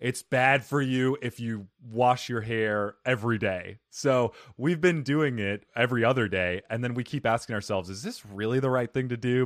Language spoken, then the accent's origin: English; Arizona, United States; moved away; also born or lived in New Jersey; I'm from Arizona originally, but I lived for seven years in New Jersey and worked in New York